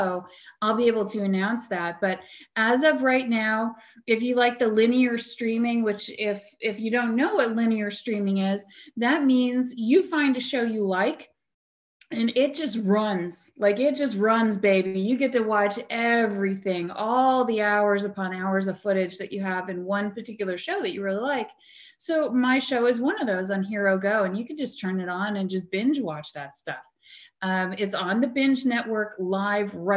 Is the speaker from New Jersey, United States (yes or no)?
yes; New Jersey, United States; I grew up in New Jersey